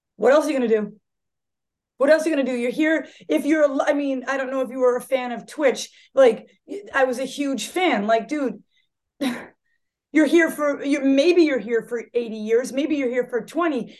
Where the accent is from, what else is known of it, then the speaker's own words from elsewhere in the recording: Marshfield, Massachusetts, United States; I was born in Marshfield, Massachusetts, and uh, I, I, still have the same friends from when I was a child